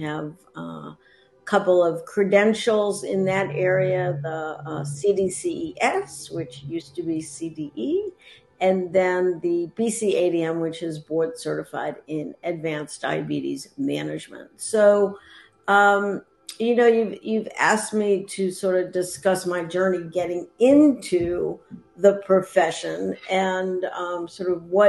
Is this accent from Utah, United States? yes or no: no; Boston, Massachusetts, United States; moved away as an adult; also born or lived in Vermont / Atlanta; now in Asheville, United States; I was brought up, born and raised in the Boston area, Boston suburbs